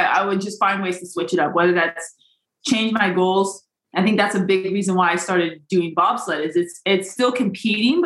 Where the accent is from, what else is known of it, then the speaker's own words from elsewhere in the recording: Des Moines, Iowa, United States; I grew up in Des Moines, Iowa, where there's blizzards and it's very, very frigid